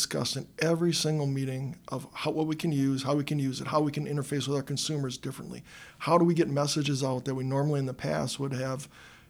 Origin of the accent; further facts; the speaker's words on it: Milwaukee, Wisconsin, United States; I grew up on the northwest side of Milwaukee. I've been here my entire life